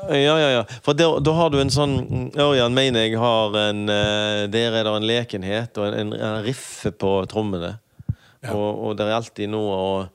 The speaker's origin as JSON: {"language": "Norwegian", "town": "Høje-Taastrup", "region": "Capital Region of Denmark", "country": "Denmark", "tie": "born or raised there", "moved": "yes", "lives_now": "Haugesund, Norway", "said": "Jeg vokste opp i Høy Torstrup"}